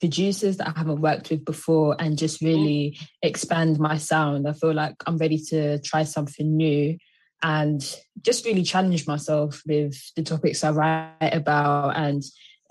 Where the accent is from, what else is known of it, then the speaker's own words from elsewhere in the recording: London, United Kingdom; I'm from London, UK.